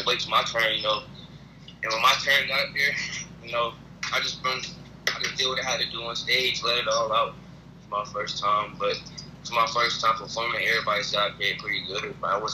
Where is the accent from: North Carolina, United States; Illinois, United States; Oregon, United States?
North Carolina, United States; Raleigh; I'm from Raleigh, NC